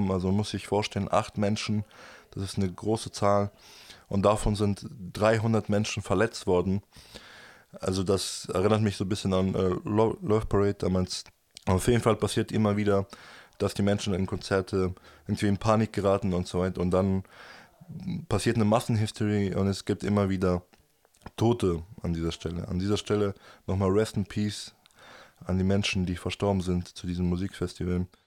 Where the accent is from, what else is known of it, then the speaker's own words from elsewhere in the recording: Germany; aber natürlich Deutschland ist meine Heimat und ich möchte natürlich in Deutschland leben.